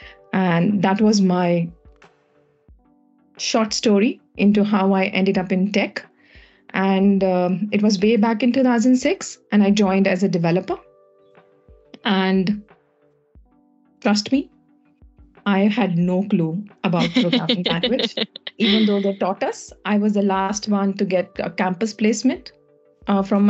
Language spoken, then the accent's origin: English; India; moved away; I'm from India